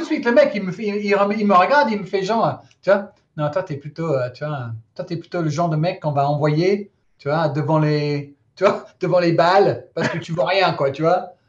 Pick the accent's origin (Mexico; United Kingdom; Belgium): United Kingdom; England; first language English; French is a second language; moved away as an adult; now in France; ma petite tête d'anglais